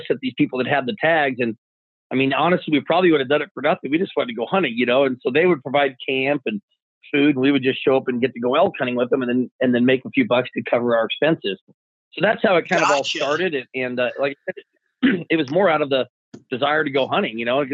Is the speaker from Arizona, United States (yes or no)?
yes; Arizona, United States; growing up in Arizona